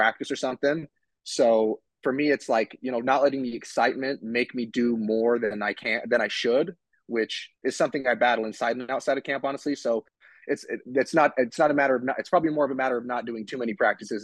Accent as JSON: {"language": "English", "region": "Utah", "country": "United States", "moved": "as an adult", "lives_now": "Las Vegas, United States", "said": "I live in Vegas, but I'm from Utah"}